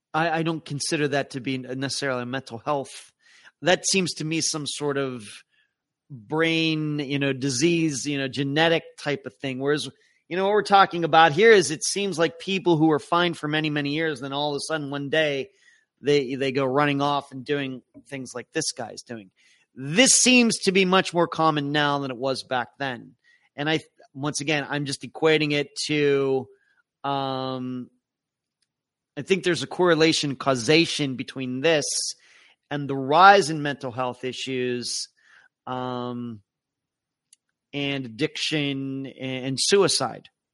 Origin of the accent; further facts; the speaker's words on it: Leechburg, Pennsylvania, United States; my hometown of Leechburg